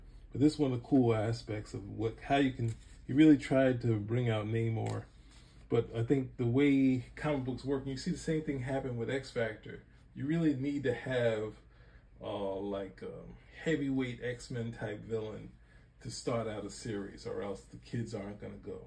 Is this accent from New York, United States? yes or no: yes; New York City, New York, United States; growing up in Brooklyn